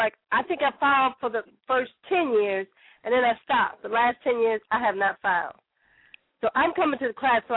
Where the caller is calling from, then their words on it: Chicago, Illinois, United States; I'm calling from Chicago, Southside